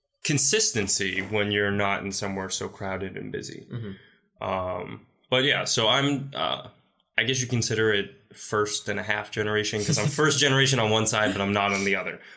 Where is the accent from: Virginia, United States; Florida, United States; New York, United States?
New York, United States; New York City; So I grew up in Staten Island. I went to Catholic school for 9 years.